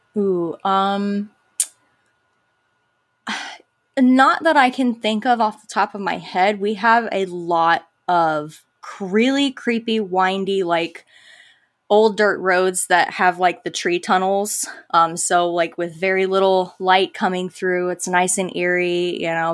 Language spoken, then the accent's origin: English; Live Oak, Florida, United States; accent: Southern twang; I grew up in little old Live Oak, Florida